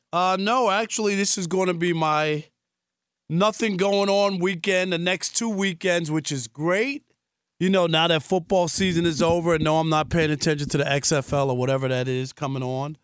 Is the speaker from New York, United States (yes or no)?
yes; New York, United States; I grew up in New York